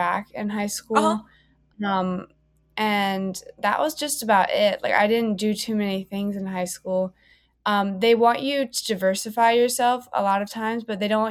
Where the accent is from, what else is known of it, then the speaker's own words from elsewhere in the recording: Charlotte, North Carolina, United States; moved away as an adult; now in Chapel Hill, United States; I'm from Charlotte, North Carolina, and I attended Myers Park